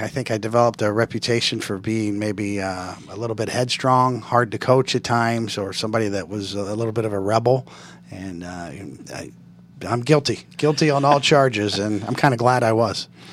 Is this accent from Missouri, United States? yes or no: yes; Kansas City, Missouri, United States; It was in Kansas City where I grew up